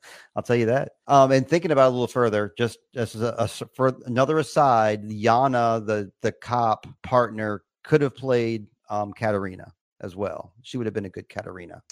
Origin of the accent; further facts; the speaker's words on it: United States; I'm an American boy